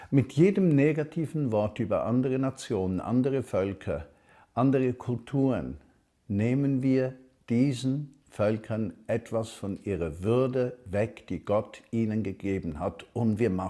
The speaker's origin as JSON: {"language": "German", "country": "Switzerland", "lives_now": "Germany", "said": "Ich bin Himmelsbürger und ich bin Schweizer, der in Deutschland lebt."}